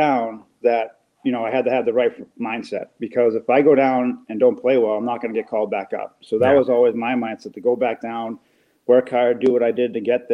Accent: Boston, Massachusetts, United States; I'm from Boston

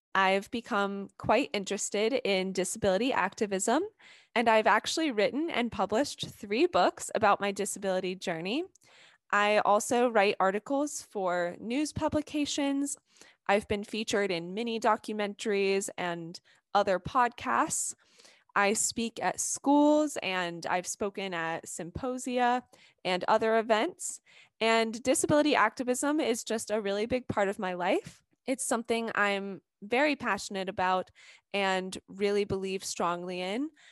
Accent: Atlanta, Georgia, United States; I'm from Atlanta, Georgia.

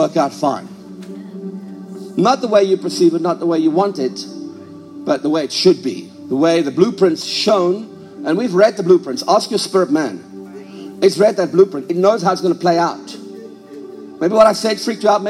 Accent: South Africa; now in United States; I was raised a South African, but I no longer feel like I'm a South African

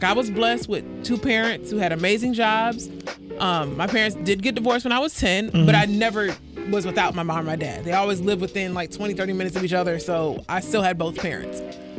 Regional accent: New York, United States; because I'm from New York, so it's cold.

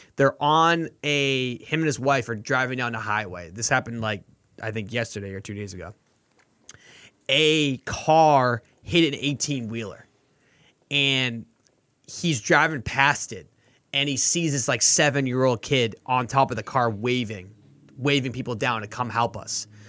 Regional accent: Boston, Massachusetts, United States; I'm from Boston

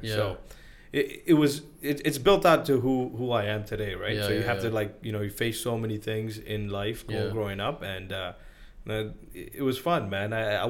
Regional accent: Sri Lanka; also born or lived in Nigeria / Brunei; I think I grew up in Sri Lanka, and then not a lot of people know that I grew up in Nigeria.

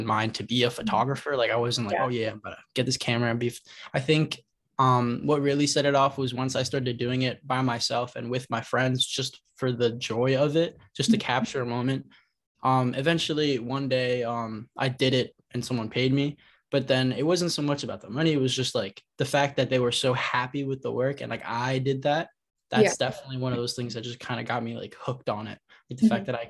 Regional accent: Montclair, New Jersey, United States; also born or lived in Queens, New York; I was born in Queens, but my whole life I've lived in Montclair

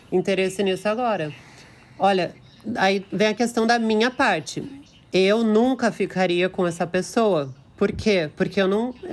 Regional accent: Porto Alegre, Rio Grande do Sul, Brazil; Eu sou de Porto Alegre, Rio Grande do Sul.

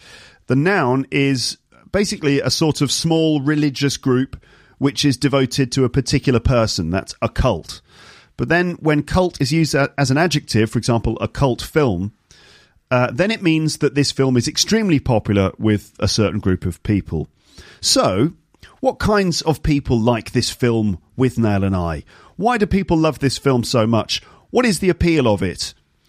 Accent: United Kingdom; It's your duty as a British person teaching people your language and culture

